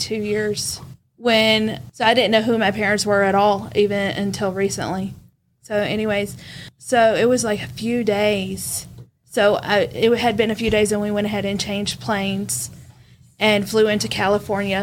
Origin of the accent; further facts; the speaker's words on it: Vietnam; moved away; I grew up in Vietnam